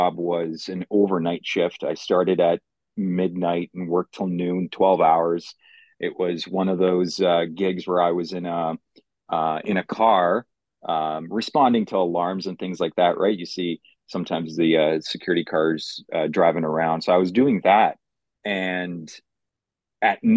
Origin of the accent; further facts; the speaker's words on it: Mississauga, Ontario, Canada; English is a second language; also born or lived in Poland; My parents had settled down in Mississauga at the time. So grew up in Mississauga